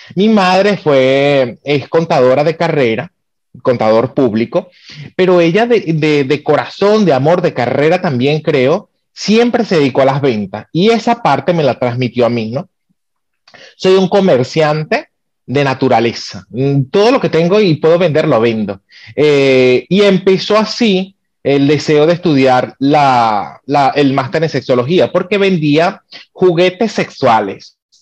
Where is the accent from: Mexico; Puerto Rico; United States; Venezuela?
Venezuela; moved away as an adult; soy venezolano